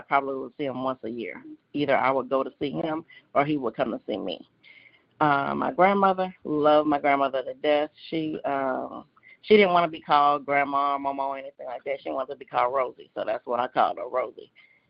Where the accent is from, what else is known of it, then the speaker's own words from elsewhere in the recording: Beaumont, Texas, United States; I'm from Beaumont, Texas, born and raised.